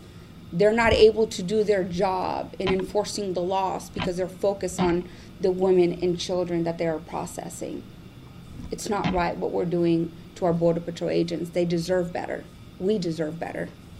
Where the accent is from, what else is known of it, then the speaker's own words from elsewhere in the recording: Burgos, Tamaulipas, Mexico; now in United States; I was born in Burgos, Tamaulipas, Mexico.